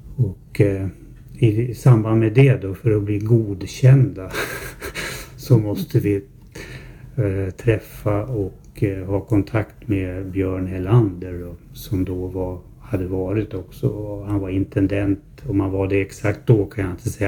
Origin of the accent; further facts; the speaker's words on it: Herräng, Stockholm County, Sweden; Jag är född 1952 här i Herräng.